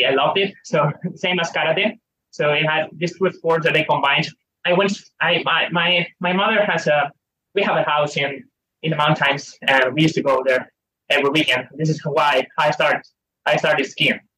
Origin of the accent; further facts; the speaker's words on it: Spain; I had to drive on Fridays to the Pyrenees from my hometown, which is eight nine hours drive